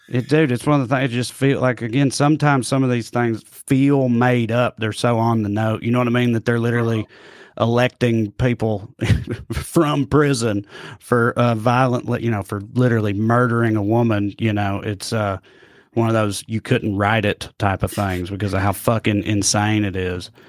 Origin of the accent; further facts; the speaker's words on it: the Bible Belt, United States; I'm from the Bible Belt, you know, and like the fucking rural, a very rural part of the Bible Belt